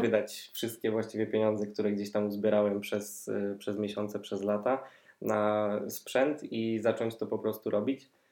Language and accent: Polish; Poznań, Greater Poland, Poland; jestem z Poznania, tutaj też mieszkam